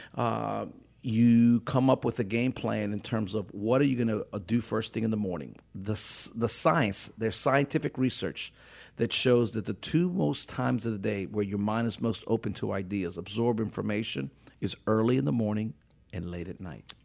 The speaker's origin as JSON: {"language": "English", "town": "New Orleans", "region": "Louisiana", "country": "United States", "tie": "born or raised there", "said": "I was born and raised in New Orleans"}